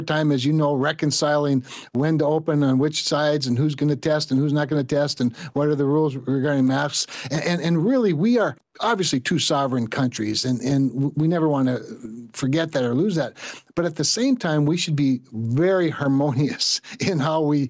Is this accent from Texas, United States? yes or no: no; Rolla, North Dakota, United States; when I was growing up in Rolla